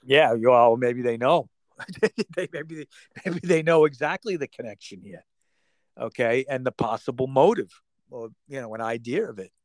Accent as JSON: {"language": "English", "country": "United States", "said": "as an American"}